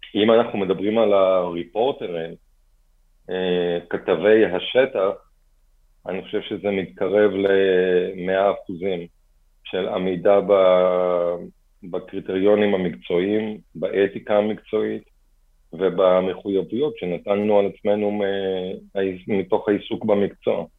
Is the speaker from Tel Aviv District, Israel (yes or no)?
no; Kfar Saba, Central District, Israel; also born or lived in Bat Yam; בתחילה בבת ים ואחר כך בכפר סבא.